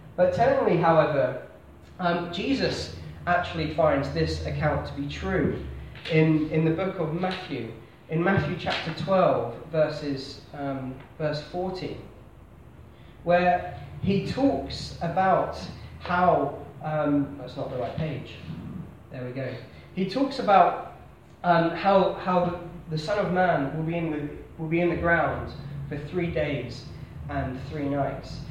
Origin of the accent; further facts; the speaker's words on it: Basingstoke, South East England, United Kingdom; moved away as an adult; I am from Hampshire. I was born in a town called Basingstoke, um, God's own place